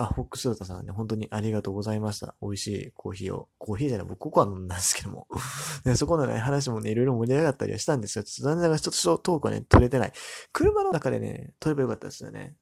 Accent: Amagasaki, Hyogo, Japan; 僕の地元、尼崎の出身

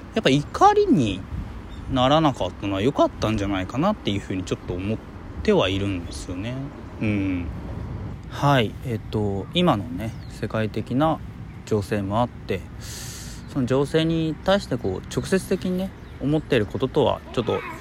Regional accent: Hiroshima, Japan; 僕広島出身というかまあ生まれてうんで小学校の時にそのまあ、平和学習

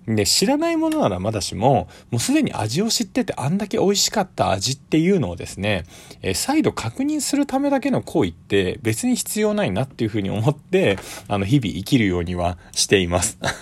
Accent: Tokyo, Japan; 僕は、まあ東京出身で東京で育ってるので

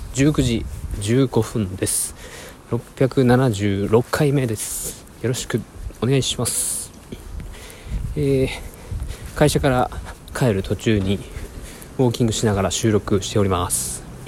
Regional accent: Fukuoka, Japan; also born or lived in Kagoshima; now in Yokkaichi, Japan; 僕の実家の福岡に戻る U ターンですね

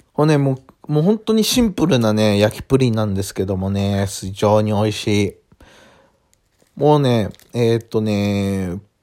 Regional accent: Awaji Island, Hyogo, Japan; 僕の地元の淡路島で作られてます

